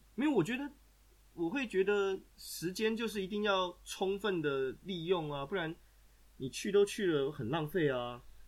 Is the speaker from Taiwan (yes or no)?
yes; Taiwan; now in Austria; 对我们台湾人来说